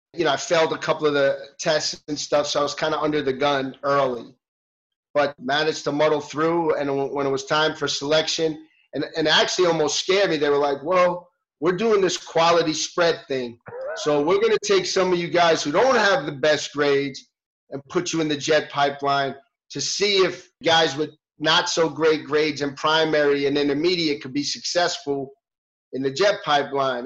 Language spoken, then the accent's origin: English; New York City, New York, United States; moved away as an adult; I grew up in New York in the city